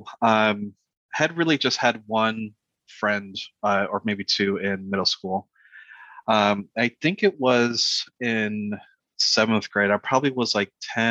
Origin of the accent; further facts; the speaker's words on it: South Florida, United States; moved away as an adult; also born or lived in Connecticut / Puerto Rico; now in Charlotte, United States; I moved to Florida, South Florida. And was there for probably most of my life, I think almost 22, 23 years